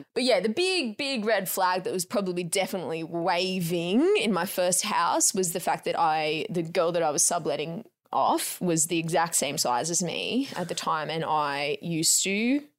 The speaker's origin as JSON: {"language": "English", "town": "Geelong", "region": "Victoria", "country": "Australia", "moved": "yes", "lives_now": "Sydney, Australia", "said": "I'm not from Sydney. I'm just from Geelong."}